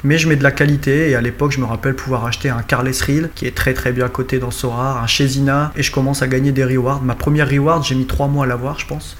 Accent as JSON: {"language": "French", "region": "north of France", "country": "France", "said": "je suis originaire du nord de la France, j'habite près de Valenciennes"}